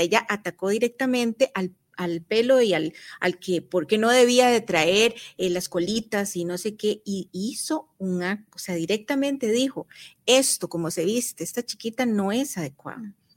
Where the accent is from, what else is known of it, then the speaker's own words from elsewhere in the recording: Costa Rica; nosotros como costarricenses